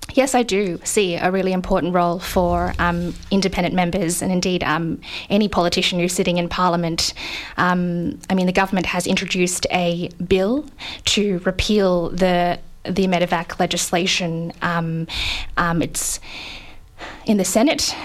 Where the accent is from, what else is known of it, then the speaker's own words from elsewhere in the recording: Australia; as Australian citizens